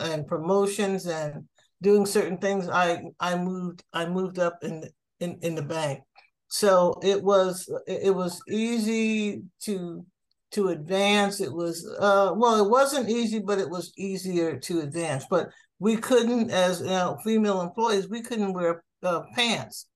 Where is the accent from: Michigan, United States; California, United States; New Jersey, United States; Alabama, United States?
New Jersey, United States; moved away as an adult; now in Miami, United States; I grew up in New Jersey